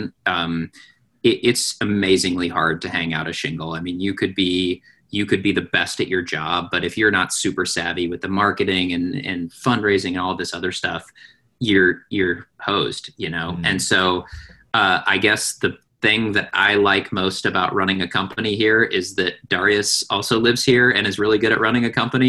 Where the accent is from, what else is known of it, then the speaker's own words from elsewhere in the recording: Pacific Northwest, United States; I was born and raised in the Pacific Northwest